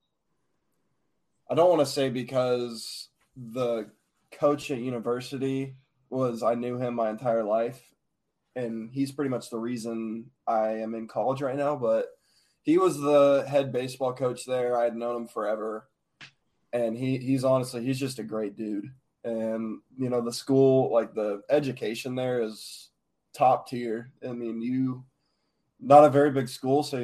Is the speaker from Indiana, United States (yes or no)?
yes; Noblesville, Indiana, United States; I'm from Noblesville, Indiana. I went to Noblesville High School for 3 years